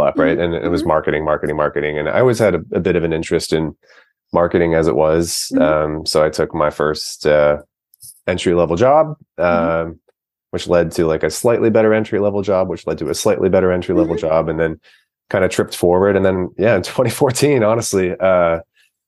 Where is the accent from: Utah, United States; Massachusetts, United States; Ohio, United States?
Ohio, United States; Cincinnati; moved away as an adult; now in Oakland, United States; I grew up in Cincinnati, Ohio, where I attended the University of Cincinnati